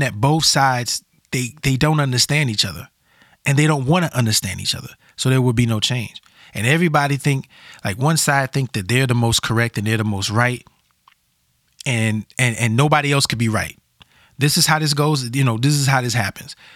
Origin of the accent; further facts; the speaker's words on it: Louisiana, United States; also born or lived in Portland metro area, Oregon; now in Portland, United States; I felt like I was back at home in the South. I'm from Louisiana